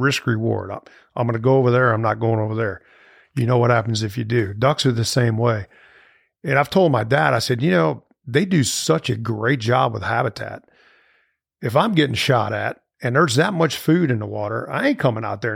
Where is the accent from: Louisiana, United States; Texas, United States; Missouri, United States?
Missouri, United States; St. Louis; moved away as an adult; now in Starkville, United States; I grew up in Saint Louis, Missouri